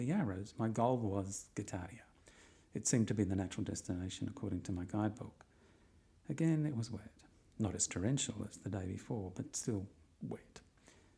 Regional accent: Australia; I'm Australian.

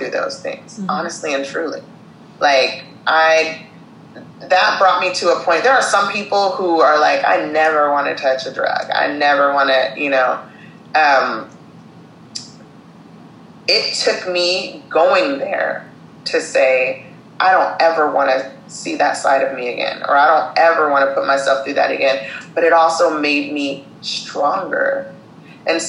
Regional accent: Syracuse, New York, United States; now in California, United States; I was born in Syracuse, New York.

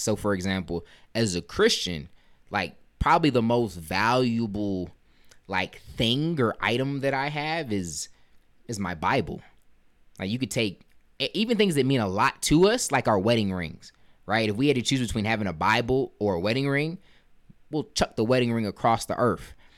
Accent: United States; showing my pride as an American

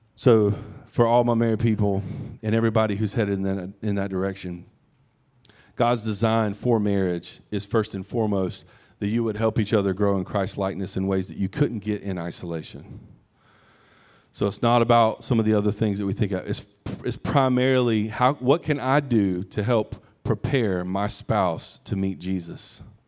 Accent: United States; we're American, modern day American

